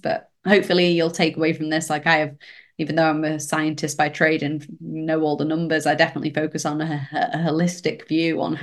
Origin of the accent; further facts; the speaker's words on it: United Kingdom; British here